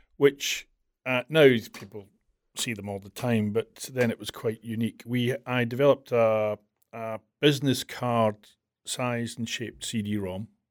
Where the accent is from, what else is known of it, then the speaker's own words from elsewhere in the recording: Glasgow, Scotland, United Kingdom; accent: Scottish; I was born in Glasgow in nineteen sixty-four